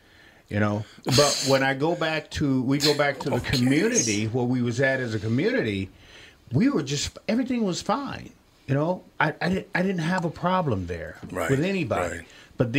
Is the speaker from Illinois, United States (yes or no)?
no; Millington, Tennessee, United States; You know, I'm from Millington, Tennessee, or Shelby County, Tennessee